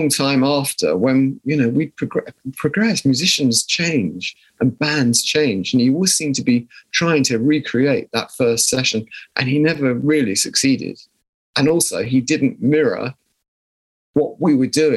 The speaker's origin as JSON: {"language": "English", "region": "South of England", "country": "United Kingdom", "accent": "posh", "said": "we came from the South"}